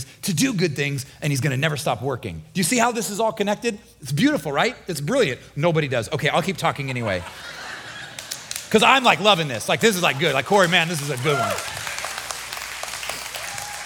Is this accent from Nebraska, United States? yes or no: yes; Nebraska, United States; moved away as an adult; now in Florida, United States; I'm from Nebraska. We had four seasons, really long, cold winter, really hot summer